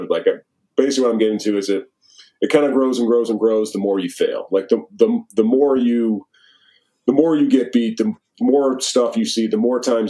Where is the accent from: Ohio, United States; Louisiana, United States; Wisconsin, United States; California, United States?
Wisconsin, United States; but like I grew up in Wisconsin watching how they work, watching how they get after it, how they play.